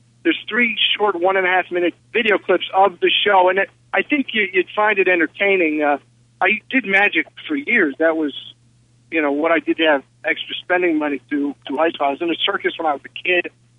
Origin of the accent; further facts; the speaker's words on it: Bethlehem, Pennsylvania, United States; I'm from Bethlehem, yes.